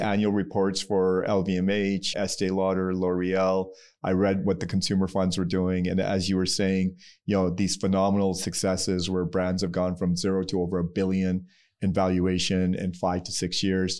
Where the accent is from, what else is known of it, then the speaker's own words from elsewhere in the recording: Pakistan; So I'm Pakistani